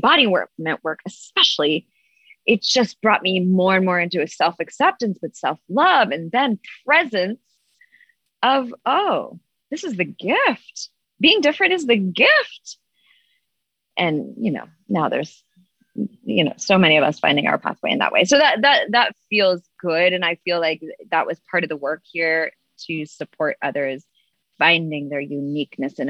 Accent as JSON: {"language": "English", "town": "Toronto", "region": "Ontario", "country": "Canada", "tie": "born or raised there", "also_born_or_lived": "Vancouver, British Columbia", "moved": "as an adult", "lives_now": "United States", "said": "I was 19 and I moved from Toronto area"}